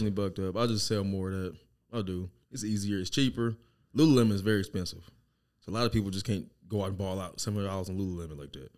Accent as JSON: {"language": "English", "area": "Lauderdale", "region": "Mississippi", "country": "United States", "tie": "born or raised there", "also_born_or_lived": "Biloxi, Mississippi", "moved": "yes", "lives_now": "Kansas City, United States", "said": "I was raised in Lauderdale, but we were in Biloxi before Katrina"}